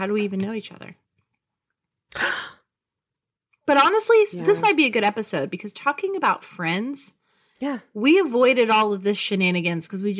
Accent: Houston, Texas, United States; we're from Houston

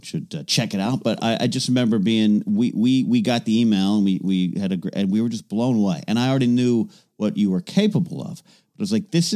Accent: Central Coast of California, United States; I'm Central Coast of California

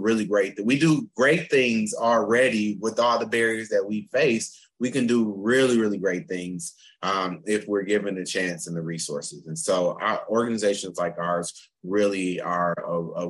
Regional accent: Flint, Michigan, United States; also born or lived in North Carolina; now in Pittsburgh, United States; From Michigan. I'm from Flint, Michigan

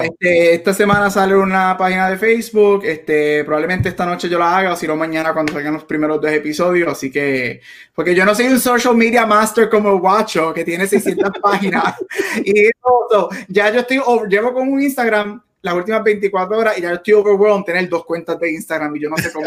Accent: Puerto Rico; como buen boricua

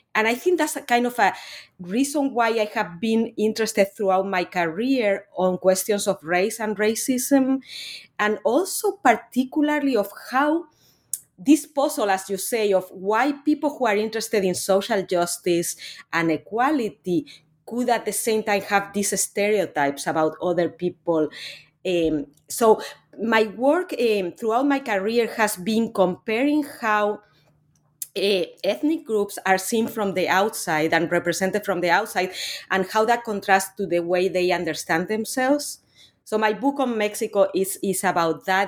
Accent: Spain; moved away; I'm actually originally from Spain. I'm not from Latin America.

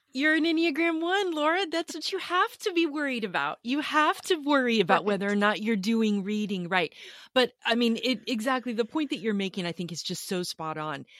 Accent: Austin, Texas, United States; I am from Austin, Texas

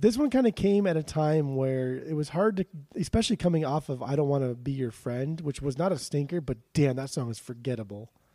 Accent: Southern California, United States; I grew up in Southern California, where just nobody cares about anything

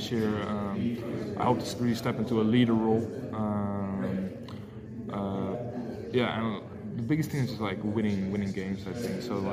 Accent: Amsterdam, North Holland, Netherlands; moved away as an adult; also born or lived in Mississippi; now in Boston, United States; I'm from Amsterdam

